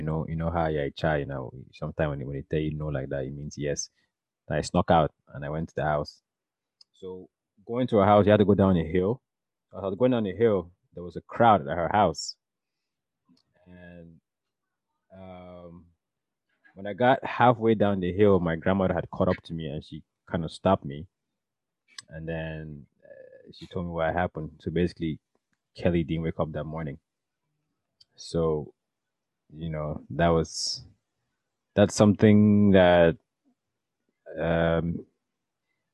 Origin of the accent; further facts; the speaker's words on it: Cameroon; moved away; when I was growing up in Cameroon